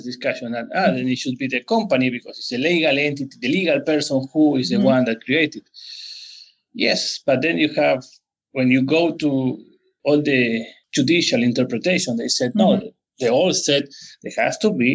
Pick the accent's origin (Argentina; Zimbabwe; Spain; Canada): Argentina; moved away; also born or lived in Rosario / Buenos Aires; I was born and raised in Argentina